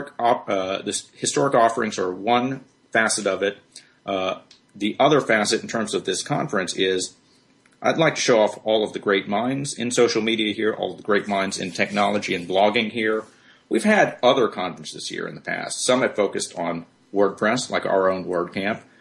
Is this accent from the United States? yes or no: yes; Birmingham, Alabama, United States; Birmingham is my hometown. I grew up here